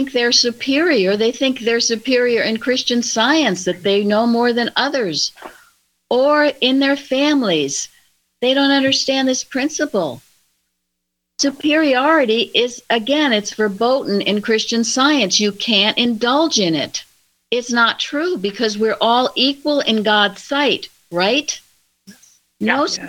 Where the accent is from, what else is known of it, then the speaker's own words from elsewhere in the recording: Plainfield, United States; When I was a young child growing up in Plainfield